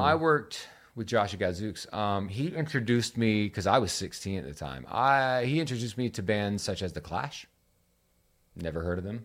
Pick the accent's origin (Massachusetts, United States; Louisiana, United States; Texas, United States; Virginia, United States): Virginia, United States; Virginia Beach; I grew up in Virginia Beach.